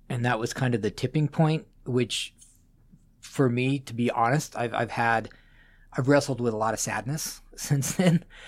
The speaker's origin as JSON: {"language": "English", "town": "Las Vegas", "region": "Nevada", "country": "United States", "tie": "born or raised there", "also_born_or_lived": "Boulder, Colorado", "moved": "yes", "lives_now": "Seattle, United States", "said": "I grew up in Las Vegas"}